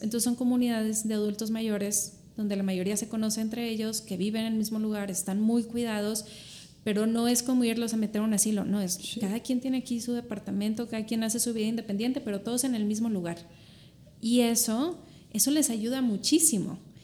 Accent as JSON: {"language": "Spanish", "town": "Monterrey", "region": "Nuevo León", "country": "Mexico", "said": "soy de Monterrey yo"}